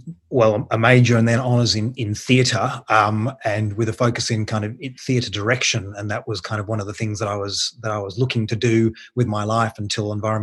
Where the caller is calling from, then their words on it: Canberra, Australian Capital Territory, Australia; I'm joining you from Canberra